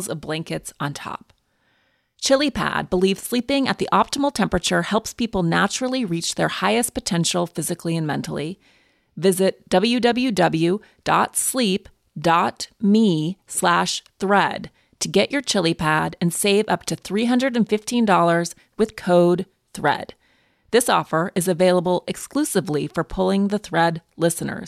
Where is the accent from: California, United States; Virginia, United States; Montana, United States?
Montana, United States; I'm from Montana